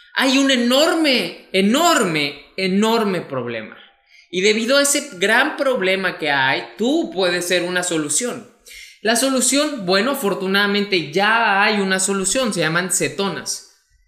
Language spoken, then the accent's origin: Spanish; Mexico; mexicano, emprendedor y empresario